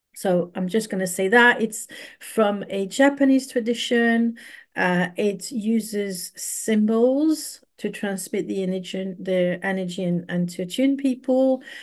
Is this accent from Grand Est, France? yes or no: no; Paris, Île-de-France, France; moved away as an adult; also born or lived in London, United Kingdom; now in Bristol, United Kingdom; I was very privileged to grow up in Paris